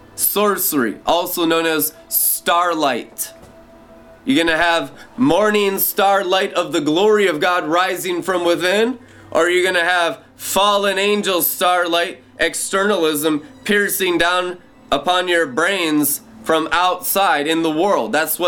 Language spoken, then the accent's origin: English; Seattle, Washington, United States; also born or lived in California / Montana / Minnesota; growing up in Seattle, Washington, growing up in California, growing up in Montana, and growing up in Minnesota, the main places where I grew up